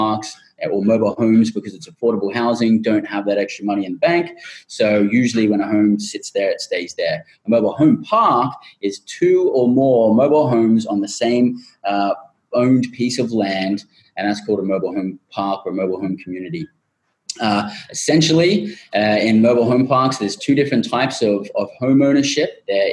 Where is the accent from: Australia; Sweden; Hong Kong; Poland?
Australia; moved away as an adult; now in United States; a group of eight of us who have all independently had our own experiences growing up in Australia